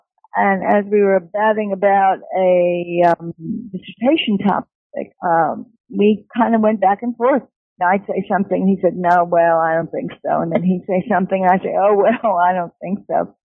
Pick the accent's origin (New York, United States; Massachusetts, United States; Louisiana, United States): New York, United States; New York City; I was born and educated in New York City.